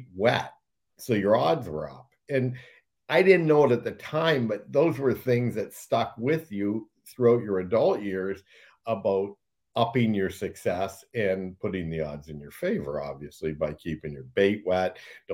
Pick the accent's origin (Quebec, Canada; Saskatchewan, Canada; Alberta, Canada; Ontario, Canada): Ontario, Canada; Blenheim; me and another buddy from Blenheim, my hometown